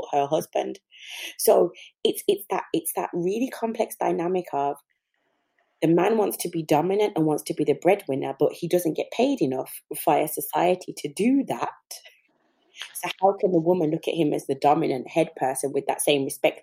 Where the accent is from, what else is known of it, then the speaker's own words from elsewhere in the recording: England, United Kingdom; being born in England.